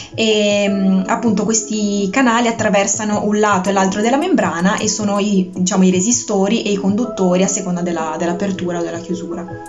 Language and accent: Italian; Bogliasco, Liguria, Italy; also born or lived in Genoa / Pisa; Sono nata a Genova e cresciuta a Vogliasco.